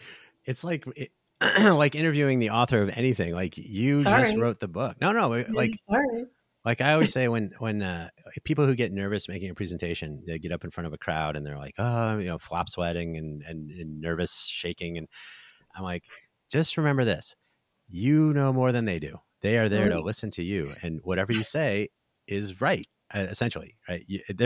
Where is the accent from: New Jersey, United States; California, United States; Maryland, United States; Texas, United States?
New Jersey, United States; now in Las Vegas, United States; I'm from New Jersey, so I think some of my family was out here for that.